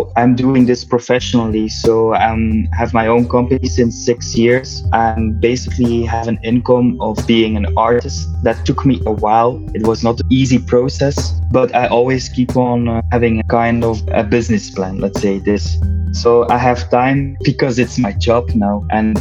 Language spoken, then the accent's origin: English; Belgium; I'm from Belgium